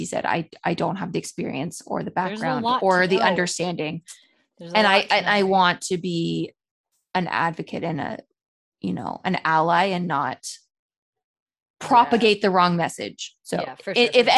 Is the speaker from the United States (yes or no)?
no; Canada; we're Canadian.